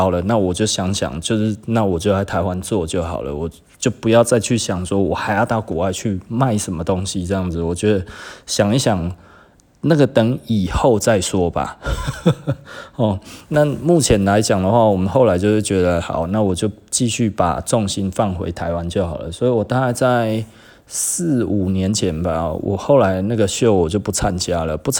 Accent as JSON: {"language": "Chinese", "country": "Singapore", "said": "我们新加坡哦。人均比日本还高啊"}